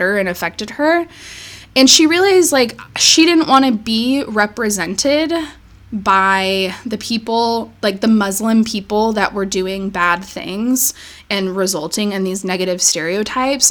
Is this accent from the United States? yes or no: yes; United States; as American people that grew up in the United States